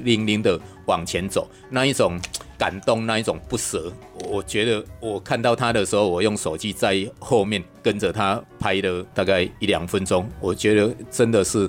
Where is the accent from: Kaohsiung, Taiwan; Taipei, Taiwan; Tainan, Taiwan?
Kaohsiung, Taiwan; 我老家在高雄，我就到高雄住一个晚上啊